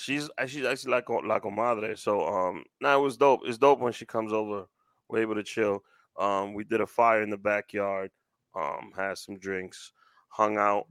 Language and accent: English; New York City, New York, United States; Growing up in Washington Heights